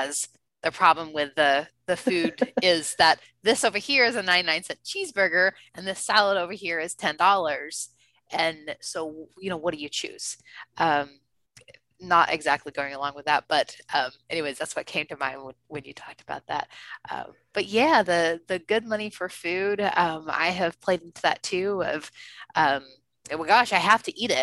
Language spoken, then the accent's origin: English; Texas, United States; moved away as an adult; I am from Texas, and being from Texas